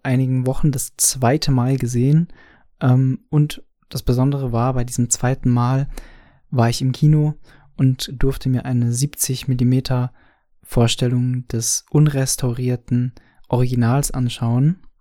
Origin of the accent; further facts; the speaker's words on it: Franconia, Bavaria, Germany; ich als Franke